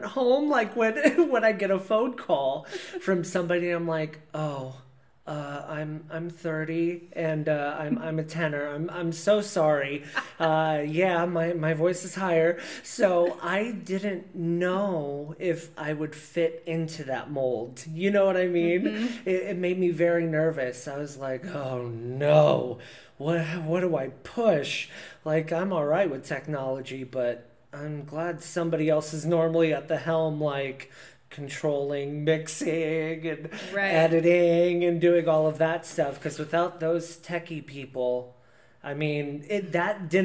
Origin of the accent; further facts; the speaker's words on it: Decatur, Indiana, United States; I grew up in Decatur, Indiana